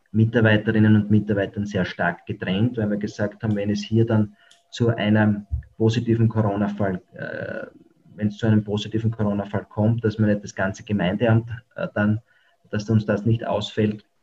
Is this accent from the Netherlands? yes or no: no; Austria; diese Möglichkeiten gibt es bei uns in Österreich.